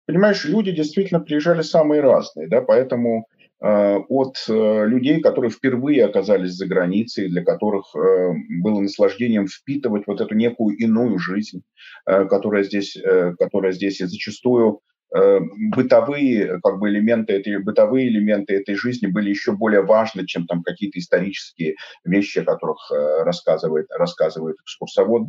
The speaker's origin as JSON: {"language": "Russian", "region": "Saint Petersburg", "country": "Russia", "tie": "born or raised there", "moved": "as an adult", "said": "я родился в Петербурге"}